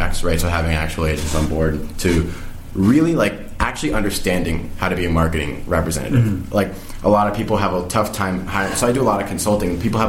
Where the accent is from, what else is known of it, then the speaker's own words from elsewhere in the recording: Las Vegas, Nevada, United States; I'm from Vegas